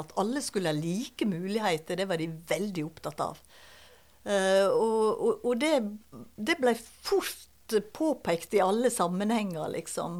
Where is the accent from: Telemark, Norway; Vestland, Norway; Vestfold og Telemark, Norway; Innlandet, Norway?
Vestland, Norway; Balestrand; also born or lived in Høyanger; Eh, jeg er født på Høyanger sykehus. Eh, men så er jeg jo oppvokst i Balestrand.